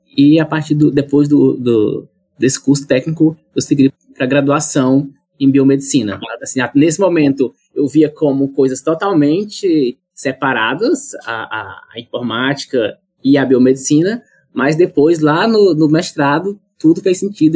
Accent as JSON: {"language": "Portuguese", "town": "Monte Alegre do Piauí", "region": "Piauí", "country": "Brazil", "tie": "born or raised there", "also_born_or_lived": "Goiás / Ribeirão Preto", "moved": "yes", "lives_now": "New Haven, United States", "said": "Eu sou natural do estado do Piauí"}